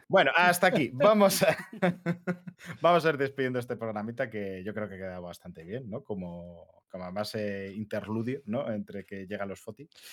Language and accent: Spanish; Madrid, Community of Madrid, Spain; somos dos de Madrid